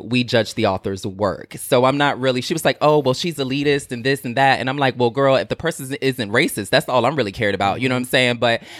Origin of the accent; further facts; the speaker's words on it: the South, United States; I'm from the South. When somebody give you something, you say thank you and keep it pushing.